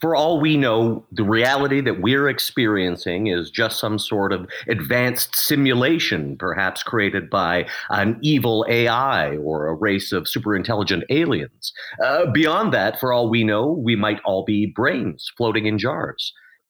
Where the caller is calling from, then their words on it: Edmonton, Alberta, Canada; I'm calling from Edmonton, Alberta